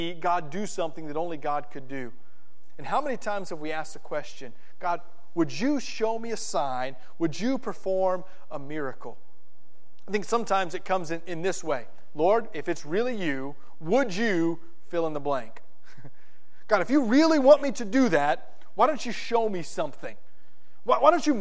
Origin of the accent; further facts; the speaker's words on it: South Florida, United States; where I grew up in South Florida